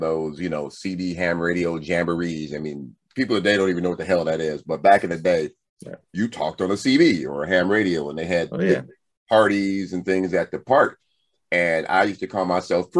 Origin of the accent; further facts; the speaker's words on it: Compton, California, United States; growing up in Compton